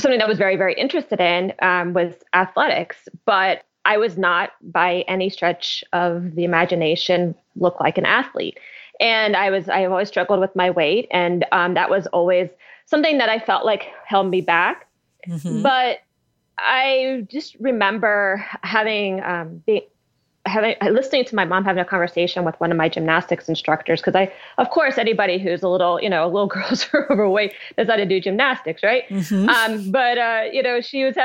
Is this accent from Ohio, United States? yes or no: yes; Columbus, Ohio, United States; I grew up in Columbus, Ohio, so very, you know, Midwestern city